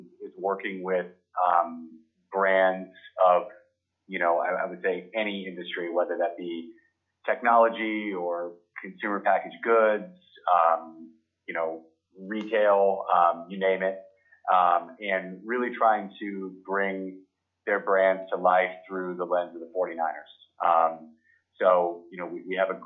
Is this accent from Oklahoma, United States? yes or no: no; Arizona, United States; I grew up in Arizona